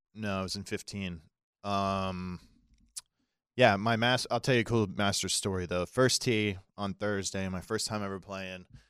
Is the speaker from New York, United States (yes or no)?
no; Daytona Beach, Florida, United States; I grew up in Daytona.